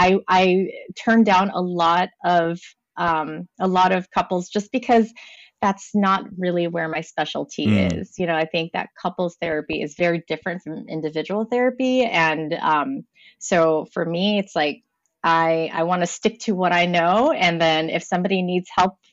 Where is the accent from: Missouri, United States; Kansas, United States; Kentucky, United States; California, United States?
California, United States; Los Angeles; I am from Los Angeles, California